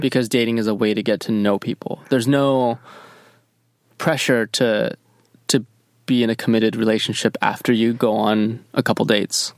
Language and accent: English; Michigan, United States; I grew up in Michigan